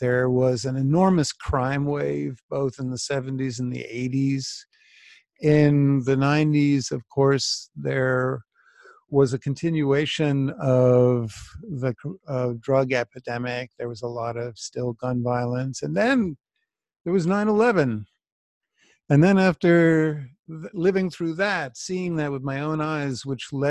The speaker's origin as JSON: {"language": "English", "town": "New York City", "region": "New York", "country": "United States", "tie": "born or raised there", "said": "I grew up in New York as a child into my teen years in the 70s."}